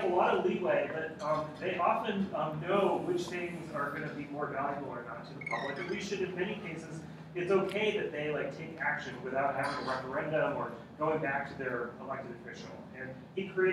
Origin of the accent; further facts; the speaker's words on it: United States; I'm American